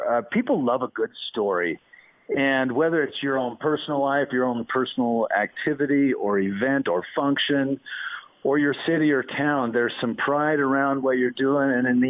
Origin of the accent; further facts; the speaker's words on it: Wyoming, United States; born there; also born or lived in Boston; I was born in the West, and there is a difference between the West and the East. In fact, when I moved from Wyoming to Boston